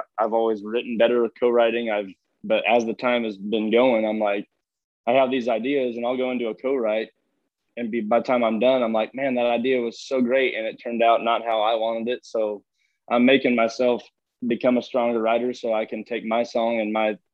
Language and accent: English; California, United States; moved away as an adult; I grew up, my family's of, you know, generations and generations of ranching and farming, and I'm from California